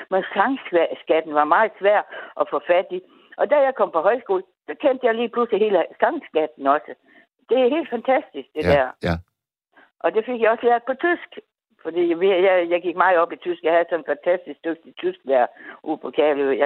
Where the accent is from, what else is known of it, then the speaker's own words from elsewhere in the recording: North Denmark Region, Denmark; vi kommer samme sted fra